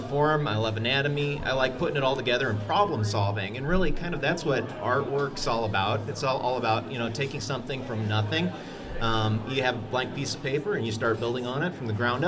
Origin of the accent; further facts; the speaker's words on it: Hanna City, Illinois, United States; I'm from the Hanna City area. I'm a lifelong resident of Peoria